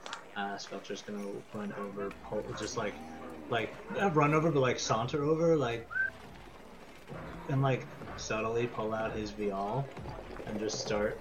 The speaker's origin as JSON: {"language": "English", "region": "New York", "country": "United States", "said": "As a New Yorker"}